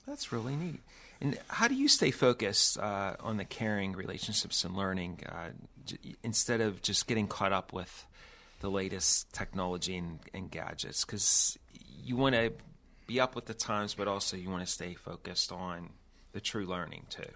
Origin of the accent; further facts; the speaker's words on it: Pittsburgh, Pennsylvania, United States; I grew up in the Caragoba Rock, uh, section of the city of Pittsburgh.